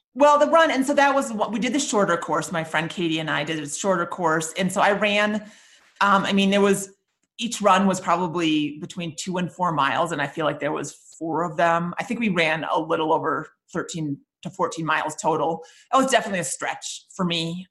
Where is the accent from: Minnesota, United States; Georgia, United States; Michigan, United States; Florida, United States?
Minnesota, United States; I grew up in Minnesota